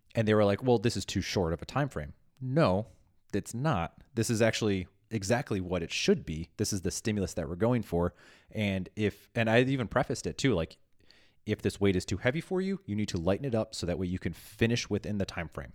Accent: Midwest, United States; I'm from the Midwest and being passive aggressive is, like, second language to me

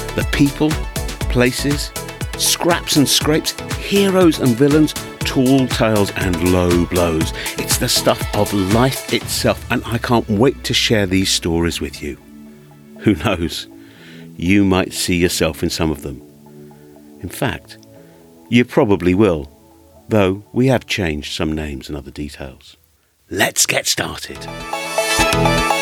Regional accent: London, United Kingdom; accent: London; my London accent

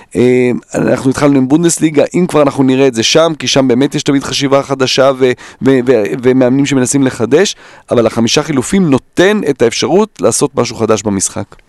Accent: Israel; born or raised there; also born or lived in Netherlands

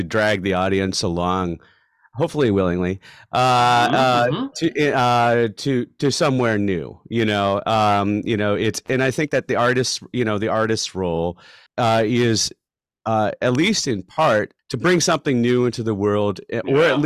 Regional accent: Philadelphia, Pennsylvania, United States; moved away as an adult; now in Chicago, United States; I was back home from University of Chicago, and in the Philadelphia area where I grew up.

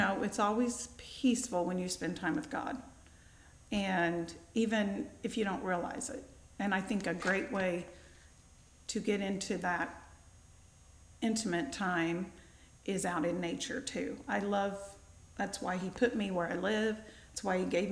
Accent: New Harmony, Indiana, United States; I grew up in New Harmony

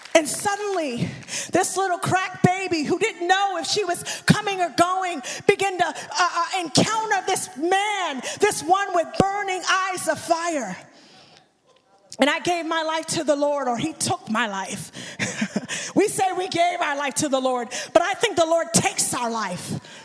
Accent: Dallas, Texas, United States; I am from Dallas, Texas

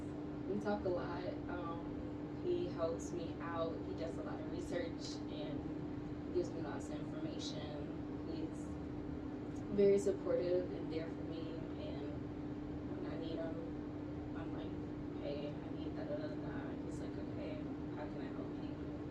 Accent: Hawaii, United States; I'm originally from Hawaii.

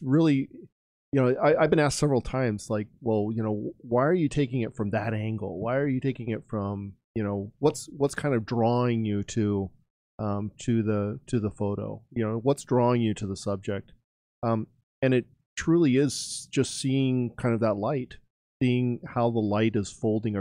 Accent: California, United States; growing up, I grew up in California

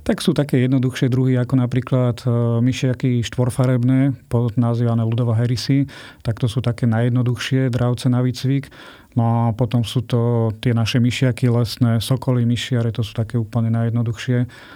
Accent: Bojnice, Trenčín Region, Slovakia; moji rodičia, ako som sa narodil, pracovali v zoologickej záhrade v Bojniciach

